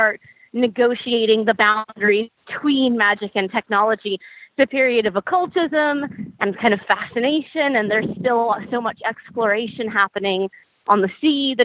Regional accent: United States; as an American

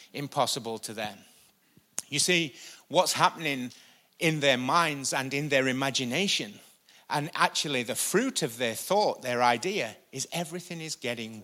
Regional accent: United Kingdom; I'm British.

